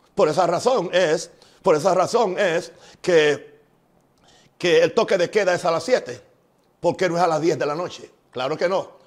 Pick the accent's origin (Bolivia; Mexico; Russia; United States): United States; En mi país, Estados Unidos